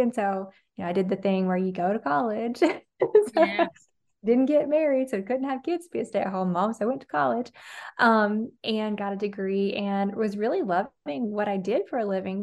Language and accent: English; Alabama, United States; I'm from Alabama, and I didn't have healthy habits growing up